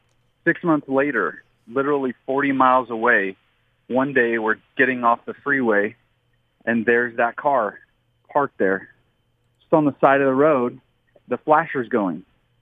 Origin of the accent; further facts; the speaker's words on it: Southern California, United States; So I grew up in Southern California